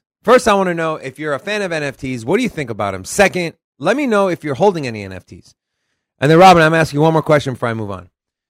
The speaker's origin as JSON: {"language": "English", "region": "Texas", "country": "United States", "accent": "Southern", "said": "I'm from Texas. So. There's my southern accent, you guys."}